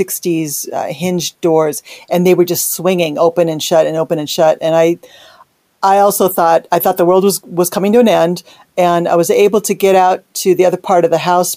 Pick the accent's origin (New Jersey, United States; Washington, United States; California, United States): California, United States; Los Angeles; also born or lived in Burbank, California / South Bay, Los Angeles; Grew up in Northridge.